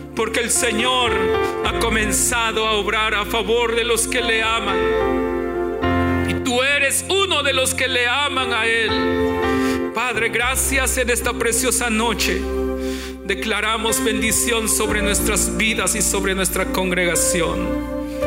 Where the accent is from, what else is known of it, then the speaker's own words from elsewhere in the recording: Guatemala; moved away; hermanas del grupo femenil de mi iglesia allá en mi pueblo en Guatemala yo tenía 18 años